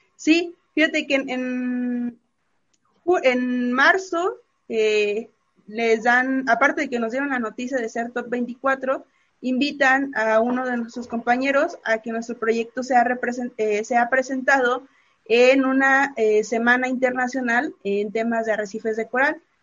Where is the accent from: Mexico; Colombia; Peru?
Mexico; como mexicano por excelencia